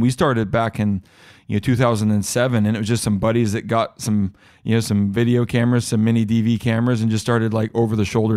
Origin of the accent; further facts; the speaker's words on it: Washington, United States; my home state of Washington